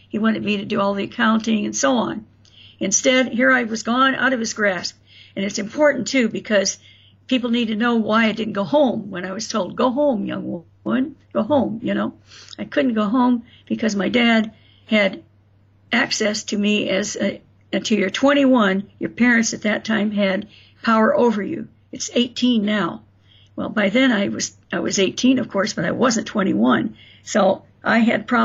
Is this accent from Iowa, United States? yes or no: no; South Bend, Indiana, United States; born there; also born or lived in Florida; I was tired of Florida. I missed where I was born in South Bend.